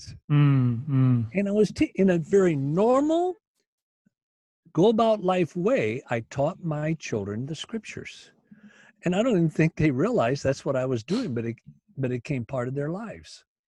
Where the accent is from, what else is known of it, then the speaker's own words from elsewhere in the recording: Union City, Michigan, United States; also born or lived in Battle Creek, Michigan; Union City, where I was born in Union City